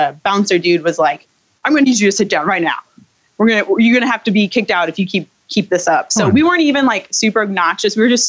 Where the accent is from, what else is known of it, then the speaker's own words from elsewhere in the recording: St. Louis, Missouri, United States; So I was born in St. Louis, and there's like a minor fault line here, I guess.